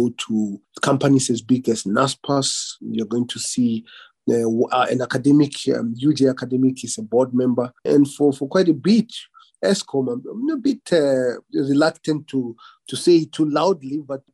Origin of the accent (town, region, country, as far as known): Limpopo, South Africa; born or raised there; moved away